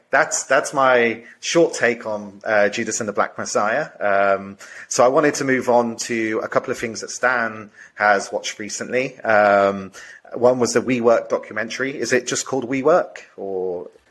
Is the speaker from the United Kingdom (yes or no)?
yes; United Kingdom; I'm coming from a di- slightly different kind of cultural perspective, being British as well